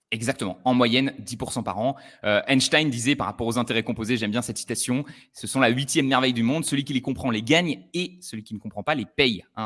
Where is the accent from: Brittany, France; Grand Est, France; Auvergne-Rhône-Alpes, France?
Auvergne-Rhône-Alpes, France; Le Puy-en-Velay; dans ma ville natale du Puy-en-Velay